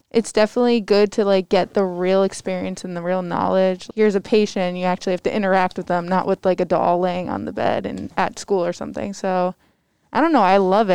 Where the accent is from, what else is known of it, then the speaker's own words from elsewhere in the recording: Cheshire, Connecticut, United States; I'm from Cheshire High School.